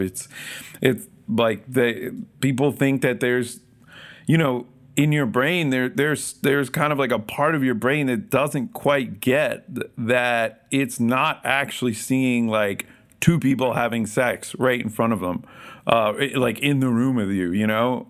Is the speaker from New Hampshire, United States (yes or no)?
no; Philadelphia, Pennsylvania, United States; I grew up in the Philadelphia area